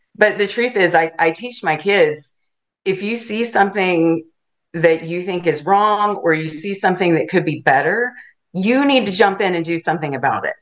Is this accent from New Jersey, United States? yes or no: no; Chattanooga, Tennessee, United States; now in Alachua County, Florida, United States; I grew up in Chattanooga, Tennessee